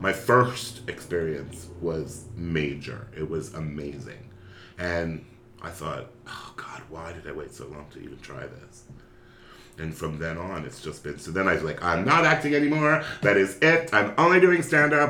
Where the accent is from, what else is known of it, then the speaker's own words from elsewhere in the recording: Philadelphia, Pennsylvania, United States; I grew up in Philadelphia, Pennsylvania